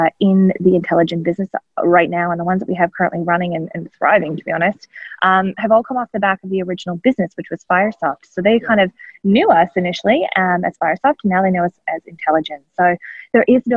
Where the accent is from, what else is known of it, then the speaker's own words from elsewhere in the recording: Canada; moved away as an adult; now in Australia; I'm not Australian. I am a Canadian-born Australian adoptee, I like to say. I have been in Australia, nearly 12 years now.